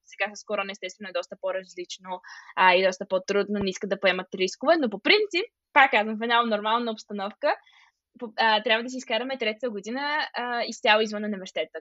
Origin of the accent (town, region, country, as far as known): Bulgaria; now in Arnhem, Netherlands